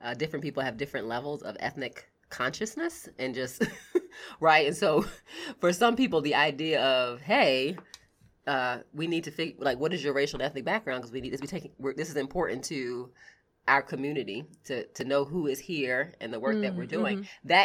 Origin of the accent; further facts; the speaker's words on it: United States; also born or lived in New York; my husband and I were the only Americans at this church